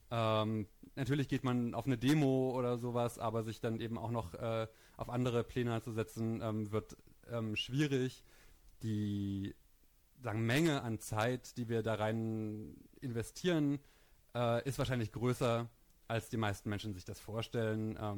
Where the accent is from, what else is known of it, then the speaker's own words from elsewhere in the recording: East Germany, Germany; ich bin in Ostdeutschland auf dem Land groß geworden und die Themen, die mich dann damals als Jugendlicher ähm, beschäftigt haben, die haben auf Indie Media stattgefunden.